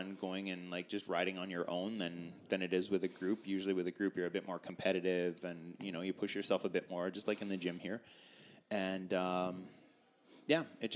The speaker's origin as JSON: {"language": "English", "town": "Winnipeg", "region": "Manitoba", "country": "Canada", "tie": "born or raised there", "said": "Born and raised in Winnipeg"}